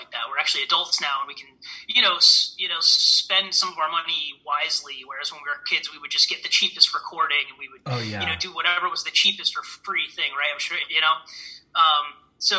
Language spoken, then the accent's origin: English; Milford, Connecticut, United States; Milford, Connecticut, which is my hometown